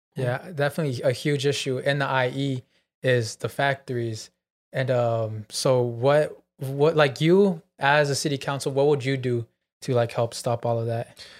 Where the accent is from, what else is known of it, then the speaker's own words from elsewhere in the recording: Chino, California, United States; I was from Chino and I saw, I was in Chino my whole life